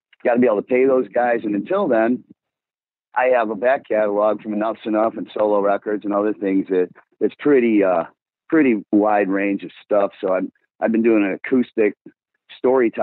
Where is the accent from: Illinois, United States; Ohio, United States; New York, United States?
Illinois, United States; Blue Island; I'm from White Trash Blue Island